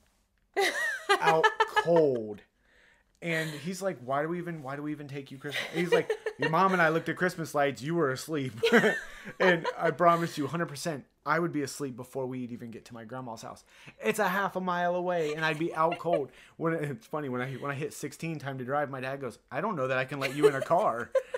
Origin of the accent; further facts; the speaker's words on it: Ohio, United States; I grew up in Ohio.